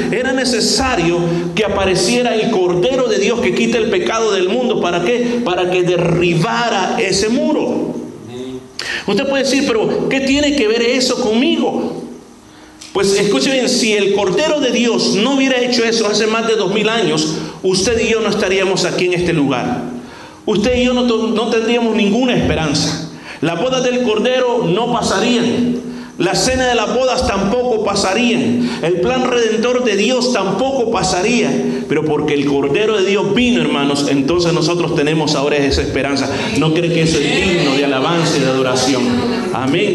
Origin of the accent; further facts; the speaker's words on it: El Salvador; en mi país a veces producen tazas bien especiales